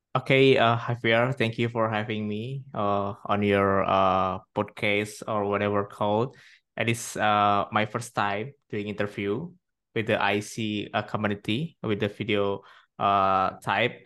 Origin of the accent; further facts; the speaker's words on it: Indonesia; I'm from Indonesia